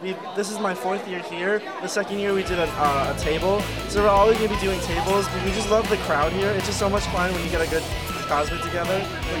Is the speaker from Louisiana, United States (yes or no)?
no; Valley Stream, New York, United States; Valley Stream in Long Island.